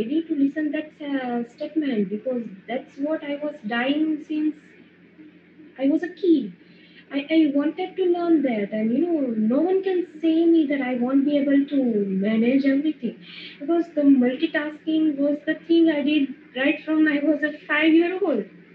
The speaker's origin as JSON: {"language": "English", "town": "Morbi", "region": "Gujarat", "country": "India", "said": "I'm from Morbi in the Gujarat"}